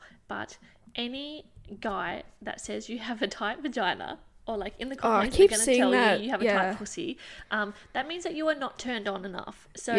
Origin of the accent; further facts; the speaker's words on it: Scotland, United Kingdom; Well, I'm Scottish, so whatever that is.